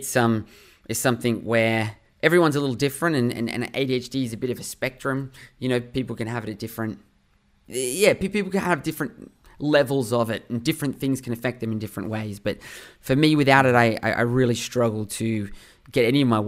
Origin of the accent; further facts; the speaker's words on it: Sydney, New South Wales, Australia; I grew up in Sydney, Australia. That's been home my whole life, where I am right